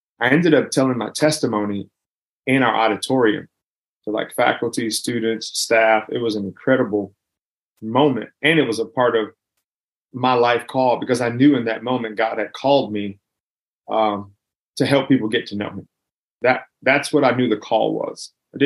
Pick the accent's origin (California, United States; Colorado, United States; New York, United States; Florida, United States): California, United States; Los Angeles; I grew up in South Central, and I'm like the bottom of South Central as far as you can go